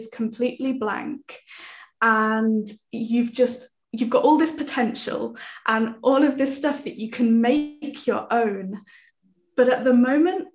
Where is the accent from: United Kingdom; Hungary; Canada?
United Kingdom; accent: British English; first language English; my first language is British English